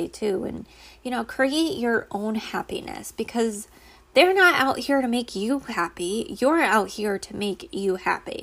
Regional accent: Connecticut, United States; also born or lived in Rhode Island; I was born and raised in Connecticut. Well, born in Rhode Island, raised in Connecticut

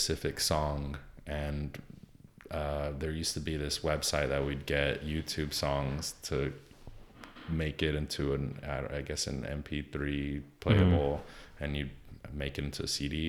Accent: Southern California, United States; I'm Mexican from Southern California

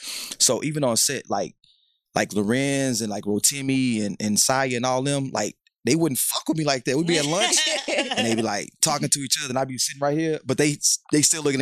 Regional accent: Houston, Texas, United States; I'm from Houston, born and raised.

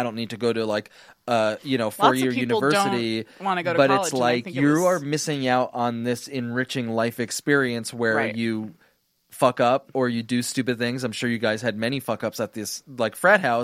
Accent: New Jersey, United States; moved away; growing up in New Jersey

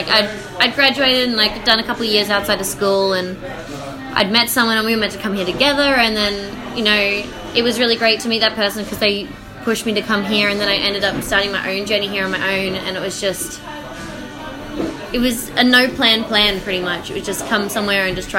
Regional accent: Brisbane, Queensland, Australia; moved away as an adult; now in London, United Kingdom; Brisbane in Australia.

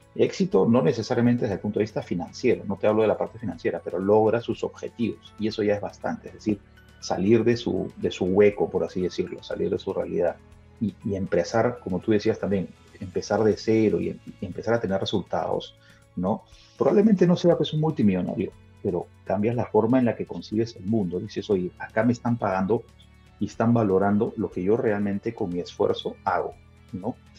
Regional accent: Lima, Peru; accent: Peruvian; also born or lived in Spain; yo ya me quedé en el Perú desde el año 1980. Vivo en Lima, digamos, yo soy peruano

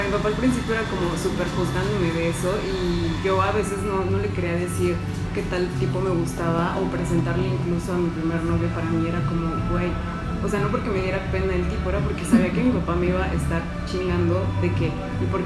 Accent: Mexico; Color así, pues güey, somos mexicanos, güey.

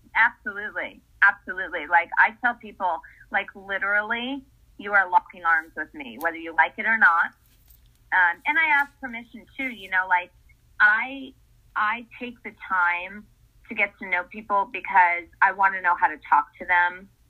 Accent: Essex, Connecticut, United States; moved away as an adult; now in Los Angeles, United States; I grew up in Essex, Connecticut

